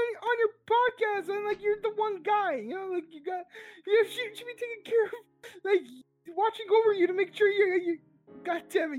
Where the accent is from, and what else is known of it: Siberia, Russia; moved away